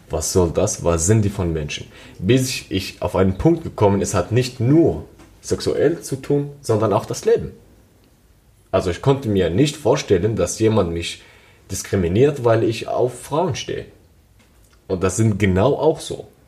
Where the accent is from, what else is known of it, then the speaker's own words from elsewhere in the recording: Syria; now in Germany; ich komme aus Syrien und lebe in Deutschland seit sieben Jahren.